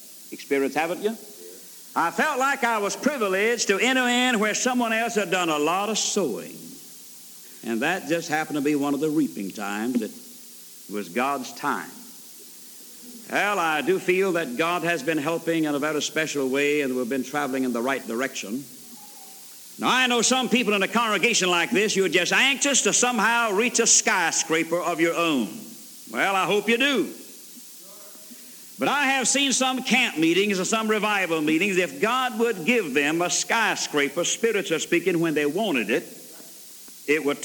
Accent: Alabama, United States; also born or lived in Georgia; I was born in Georgia and reared in Alabama

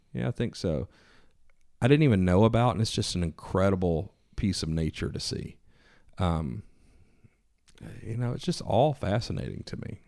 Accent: East Coast, United States; I was a kid from the East Coast

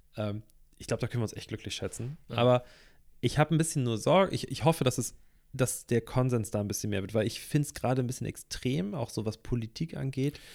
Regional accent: Hamburg, Germany; ich komme aus Hamburg, ne? Hamburg ist eine kunterbunte Stadt schon immer gewesen, so wurde ich erzogen

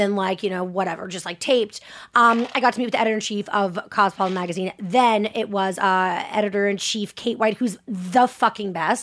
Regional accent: Boston, Massachusetts, United States; also born or lived in Cohasset; I'm gonna say wicked, 'cause I'm from Boston

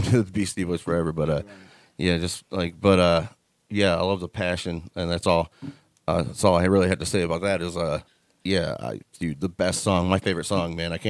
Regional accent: Lorain, Ohio, United States; I was raised in Tower Baptist Boulevard, Tower Baptist Church in Lorain, Ohio. That's where I was raised in that church

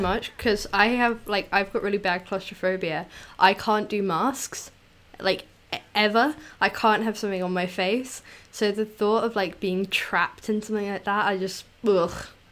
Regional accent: United Kingdom; as a British child

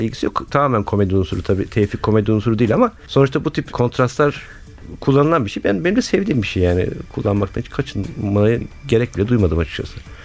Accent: Istanbul, Turkey; moved away as an adult; now in Izmir, Turkey; İstanbul'un e, Bağdat Caddesi Suadiyeliyim

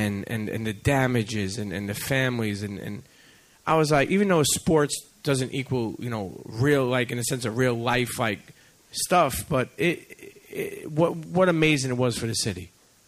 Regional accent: New York, United States; I'm a Yankee fan. Okay, I'm from New York.

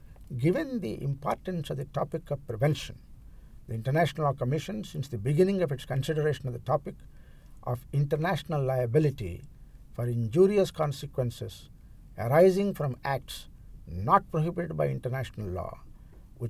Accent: India; I am from India

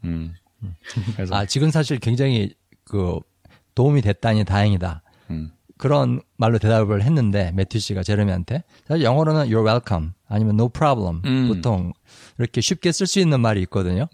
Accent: Seoul, South Korea; 저는 이제 서울 사람이니까 표준말을 쓰는데

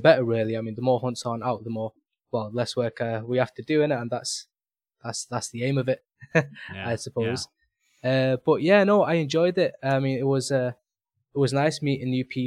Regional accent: Manchester, North West England, United Kingdom; I'm from Manchester Subs. That's where I live

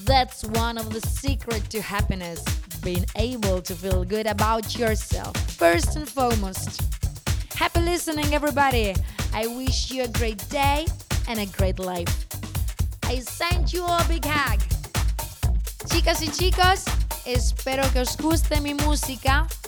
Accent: Italy; from Italy

